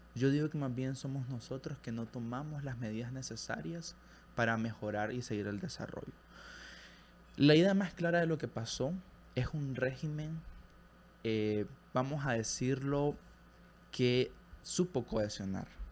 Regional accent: Nicaragua; moved away; siendo nicaragüense

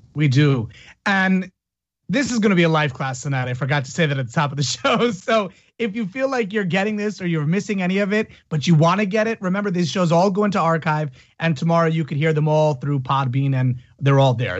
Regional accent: Italy; moved away; I grew up in Italy as well

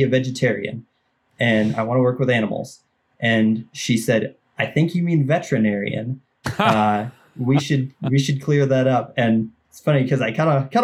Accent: Mora, Minnesota, United States; I grew up in East Central Minnesota, about an hour and a half north of the Twin Cities

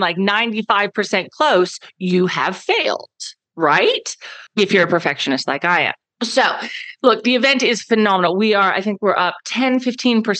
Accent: Dallas, Texas, United States; accent: American; moved away as an adult; now in Perth, Australia; I'm from Dallas

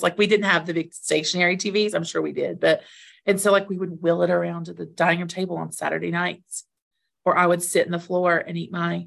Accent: Bristol, United States; also born or lived in Knoxville, Tennessee; I grew up in Bristol

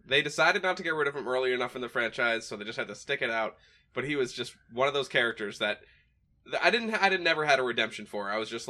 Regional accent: New Hampshire, United States; I'm from New Hampshire.

